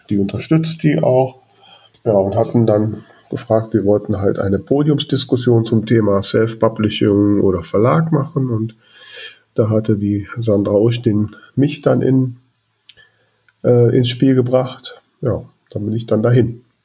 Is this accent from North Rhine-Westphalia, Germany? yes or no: yes; Grefrath, North Rhine-Westphalia, Germany; in meinem Heimatort äh, Grefrath